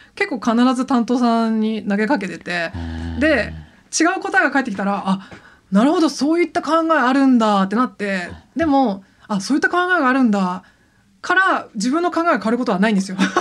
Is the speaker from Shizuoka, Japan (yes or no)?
no; Yokohama, Kanagawa, Japan; moved away; 私は神奈川県出身なんですけど、神奈川神奈川の横浜の割と中心部繁華街出身なんですよ